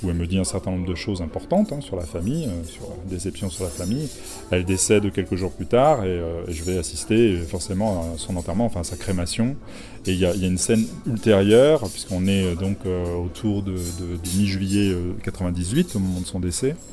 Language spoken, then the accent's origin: French; La Rochelle, Nouvelle-Aquitaine, France; Et puis c'est La Rochelle qui est ma ville natale au demeurant.